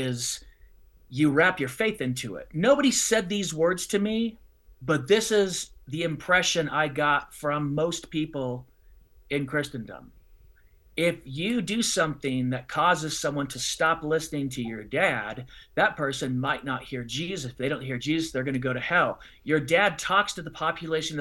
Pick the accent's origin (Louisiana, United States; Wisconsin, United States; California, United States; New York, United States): California, United States; Southern; moved away as an adult; also born or lived in Illinois; now in Colorado Springs, United States; I grew up in Southern California